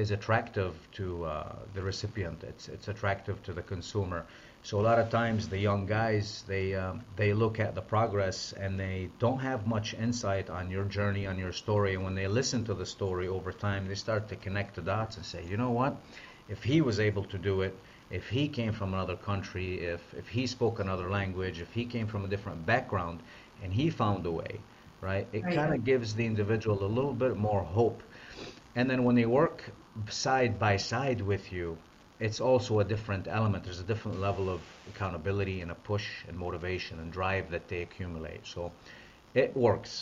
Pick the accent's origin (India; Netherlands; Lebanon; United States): Lebanon; moved away as an adult; I'm from the Middle East. So I came from Lebanon as a foreign exchange student.